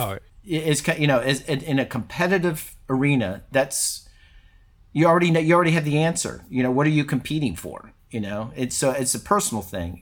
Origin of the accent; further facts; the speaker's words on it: Houston, Texas, United States; moved away as an adult; also born or lived in California; growing up in Texas